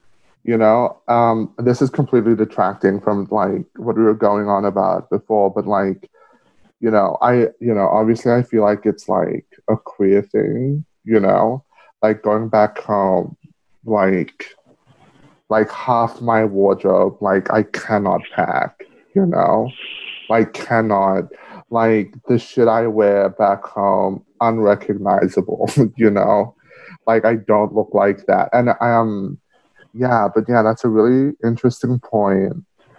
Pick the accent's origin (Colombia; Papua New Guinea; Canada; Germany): Papua New Guinea; Manus Province; I just tell people, like, I'm from Manus because, you know, that's where my grandfather's from. And he raised me.